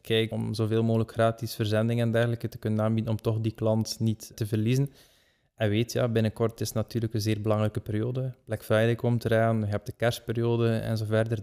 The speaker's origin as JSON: {"language": "Dutch", "country": "Belgium", "said": "wij als Belgen"}